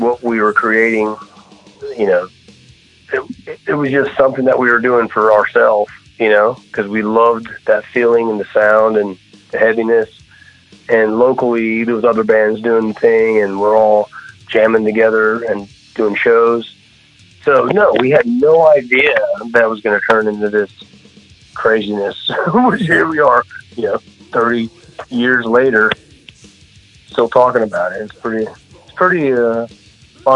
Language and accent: English; Jacksonville, Florida, United States; also born or lived in Brandon, Florida; I was born in Jacksonville, Florida. Yeah, Jacksonville. And when I was like 10, we moved down to Tampa area